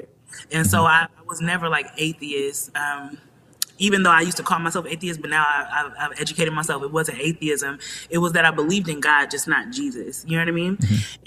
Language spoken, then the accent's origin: English; Nigeria; We're both Nigerian and we have a lot of family in common